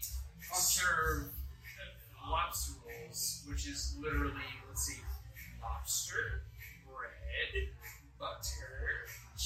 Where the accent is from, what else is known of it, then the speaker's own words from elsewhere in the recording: Boston, Massachusetts, United States; moved away; I'm from Boston